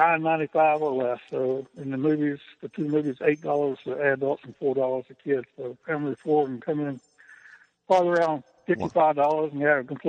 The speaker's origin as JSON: {"language": "English", "town": "Winston-Salem", "region": "North Carolina", "country": "United States", "also_born_or_lived": "Smith Mountain Lake, Virginia", "moved": "as an adult", "lives_now": "Virginia, United States", "said": "Well, originally I'm from Winston-Salem, North Carolina. We're moving to Smith Mountain Lake"}